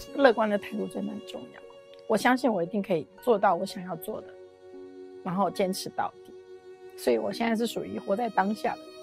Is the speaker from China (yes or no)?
no; Taiwan; 我们台湾人